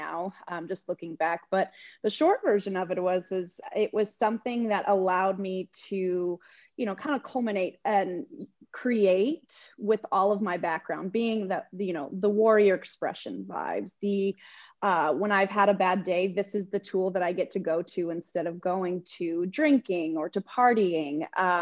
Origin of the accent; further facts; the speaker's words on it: New Mexico, United States; moved away as an adult; now in Austin, United States; I grew up in New Mexico, so there was a certain way of how things went and operated, and I was surrounded by family